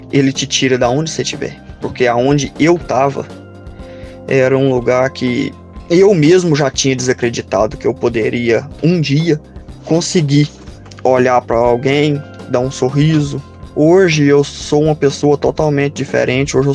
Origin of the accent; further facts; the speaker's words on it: Santana do Manhuaçu, Minas Gerais, Brazil; Sou de Santana do Manhuaçu, moro no córrego Japu